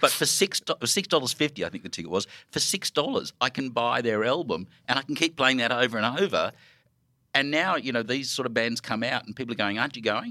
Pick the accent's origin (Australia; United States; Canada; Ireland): Australia; Melbourne, Victoria; I'm from Melbourne